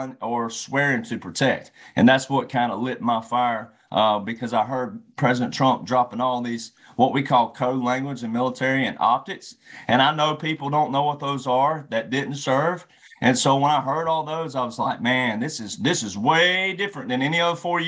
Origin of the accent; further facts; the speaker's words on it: Mobile, Alabama, United States; I was born in Mobile, Alabama